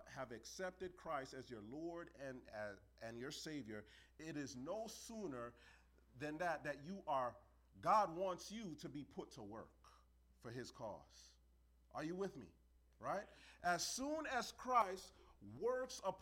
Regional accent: New York City, New York, United States; I grew up in New York City.

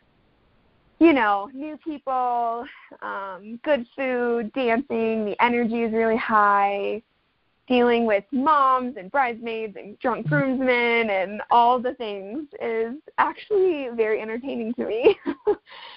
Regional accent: Ohio, United States; also born or lived in Dallas, Texas / Italy; now in Flagstaff, United States; I'm originally from Ohio and then lived in Dallas and lived in Italy and moved out to Flagstaff

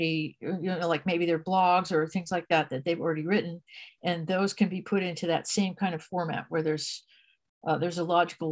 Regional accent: New Jersey, United States; moved away as an adult; now in California, United States; I'm from New Jersey originally. I ended up in California

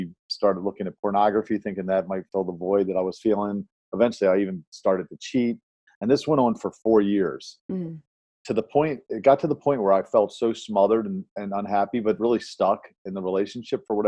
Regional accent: Baltimore, Maryland, United States; I was born and raised in Baltimore, Maryland

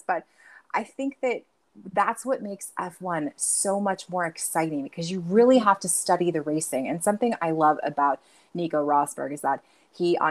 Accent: United States; also born or lived in Nevada; growing up in America

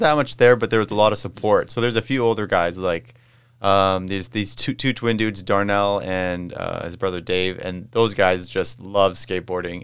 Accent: Winkler, Manitoba, Canada; growing up in Winkler, Manitoba, shout out to Winkler, Manitoba

